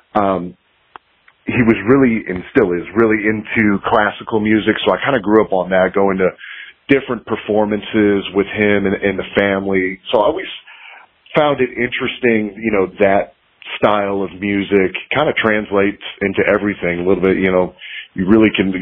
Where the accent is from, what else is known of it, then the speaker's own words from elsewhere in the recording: Cleveland, Ohio, United States; moved away as an adult; now in South Carolina, United States; I'm originally from Cleveland, Ohio, so I moved to South Carolina about 13 years ago.